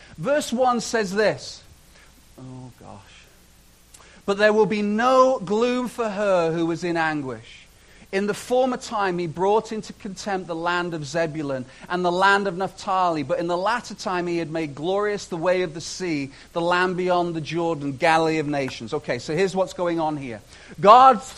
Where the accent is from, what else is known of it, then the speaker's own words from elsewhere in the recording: Chester, North West England, United Kingdom; now in Canada; I am Canadian and I'm also British. So I had the joy as a young man, as a child, of growing up in this city called Chester